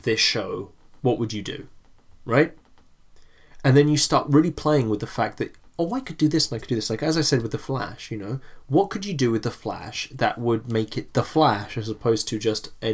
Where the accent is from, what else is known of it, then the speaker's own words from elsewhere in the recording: England, United Kingdom; we grew up in England